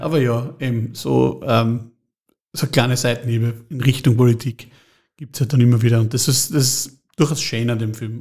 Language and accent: German; Trofaiach, Styria, Austria; bin der erste Zeitreisende aus Trofeiach. Ich möchte zurück, daher wo ich herkomme, ich möchte nämlich zurück ins Trofeiach im Jahr 2100, da komme ich her